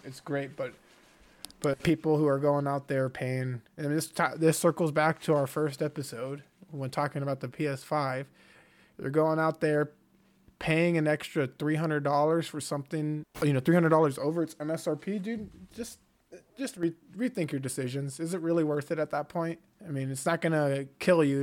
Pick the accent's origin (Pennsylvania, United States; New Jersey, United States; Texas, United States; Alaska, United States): Texas, United States; Houston; I grew up in Houston